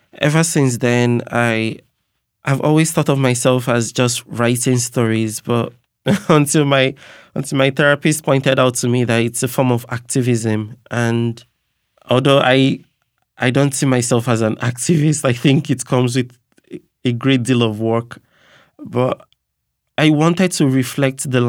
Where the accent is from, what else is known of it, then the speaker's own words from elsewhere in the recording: Nigeria; now in United States; growing up in Nigeria